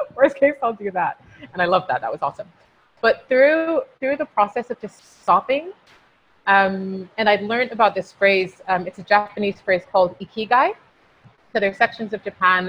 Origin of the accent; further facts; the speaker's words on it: United Kingdom; being British Nigerian